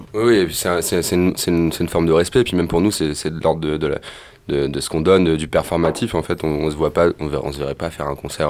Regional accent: Amiens, Hauts-de-France, France; on a grandi ensemble à Amiens

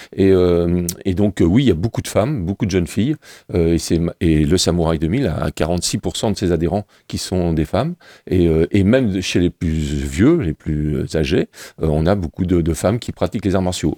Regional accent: Le Mans, Pays de la Loire, France; je viens des, des quartiers des Roncerets, du Mans

